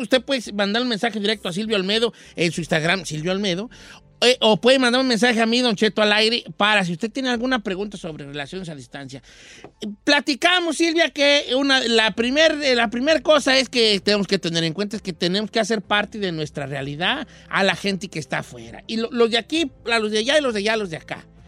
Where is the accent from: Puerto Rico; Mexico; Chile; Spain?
Mexico